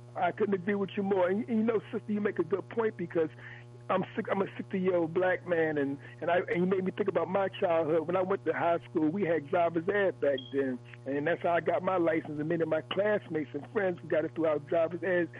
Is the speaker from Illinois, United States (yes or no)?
no; Philadelphia, Pennsylvania, United States; where I grew up in North Philadelphia